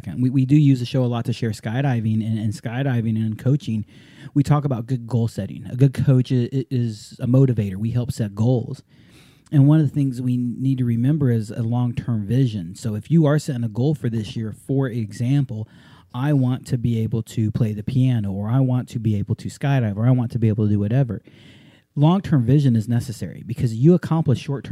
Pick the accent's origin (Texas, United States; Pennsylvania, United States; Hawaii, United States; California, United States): Hawaii, United States; growing up in Hawaii